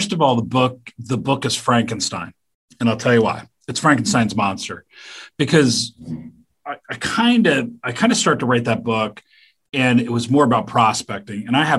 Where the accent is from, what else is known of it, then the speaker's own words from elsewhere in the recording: Canada; And I go, I'm Canadian.